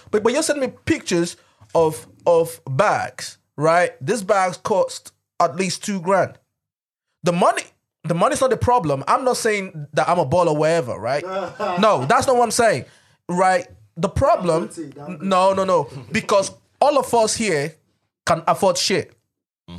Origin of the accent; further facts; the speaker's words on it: Nigeria; I'm Nigerian.